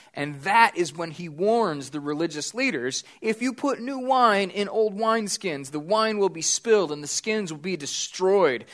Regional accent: United States; I'm an American

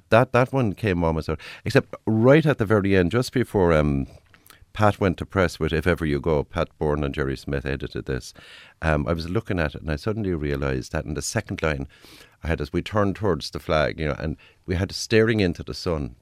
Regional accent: Cork, Munster, Ireland; where I grew up in Cork

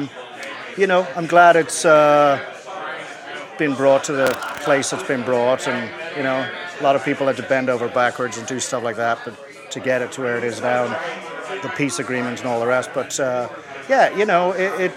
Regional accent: Dublin, Leinster, Ireland; moved away as an adult; now in Chicago, United States; From Dublin. Always grew up in Dublin.

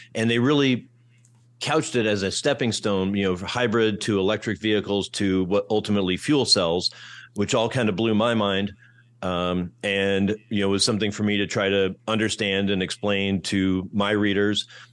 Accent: Iowa City, Iowa, United States; moved away as an adult; also born or lived in Kentucky / Detroit; my hometown, Iowa City, Iowa

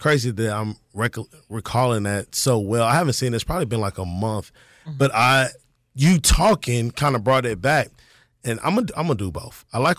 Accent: Kansas City, United States; moved away; I'm from Kansas City.

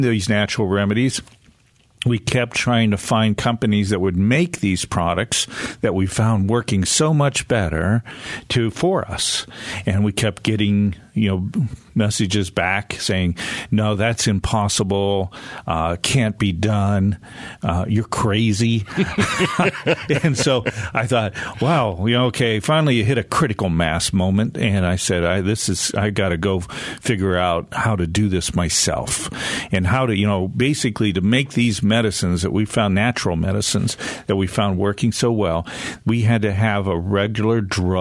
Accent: United States; moved away as an adult; now in Western North Carolina, United States; I grew up on a farm right on the Pennsylvania-Ohio border between Cleveland and Pittsburgh

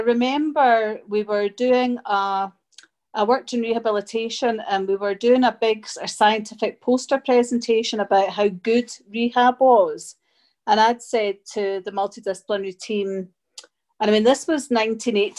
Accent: Edinburgh, Scotland, United Kingdom; also born or lived in Germany / Glasgow; I moved to Germany when I was small and then I came back to Scotland and I've been in Scotland ever since. So I grew up in Edinburgh and then I moved to Glasgow

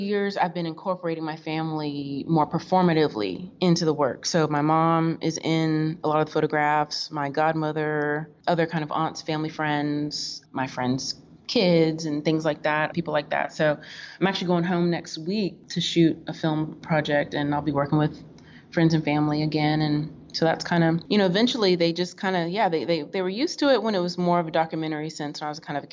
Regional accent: Florida, United States; moved away; also born or lived in Kentucky / Oklahoma / Tennessee / New York; I was raised in Florida

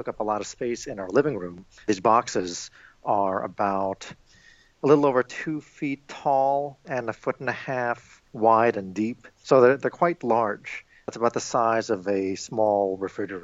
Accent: New York, United States; now in Illinois, United States; I am Filipino American and I was born and raised in New York

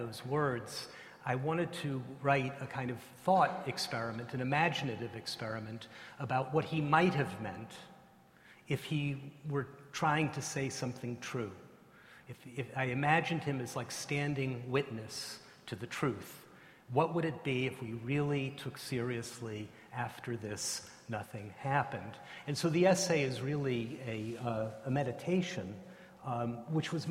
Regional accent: United States; I'm an American, I'm not an Australian

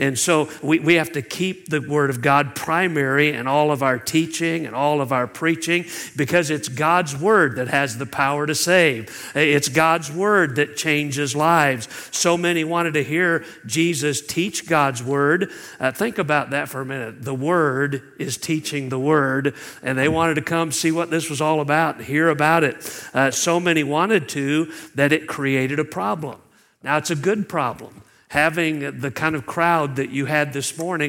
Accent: Iowa, United States; moved away as an adult; also born or lived in California; now in Mobile, United States; I grew up in Iowa, north of the Mason-Dixon line

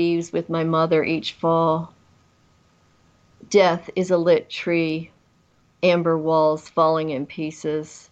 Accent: New York metropolitan area, United States; moved away as an adult; also born or lived in Vermont / California / Oregon / Midwest; I grew up in the New York metropolitan area out in the country, and I used to take the train in to New York

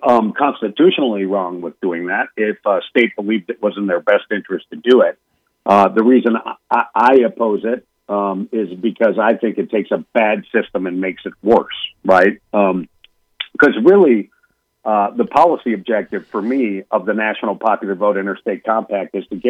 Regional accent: Minnesota, United States; My home state of Minnesota has it.

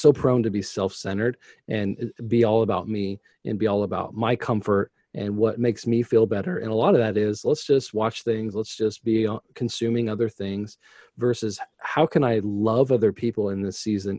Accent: United States; to be an American

